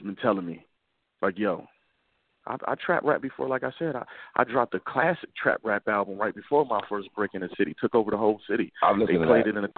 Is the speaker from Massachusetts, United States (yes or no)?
no; Buffalo, New York, United States; I'm from Montana, right? Montana is a block in Buffalo